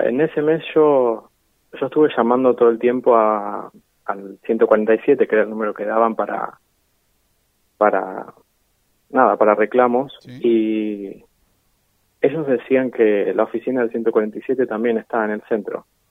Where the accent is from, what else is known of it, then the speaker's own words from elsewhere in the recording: Necochea, Buenos Aires Province, Argentina; soy de Neco desde siempre, no nací acá, pero vivo acá y es la ciudad que amo.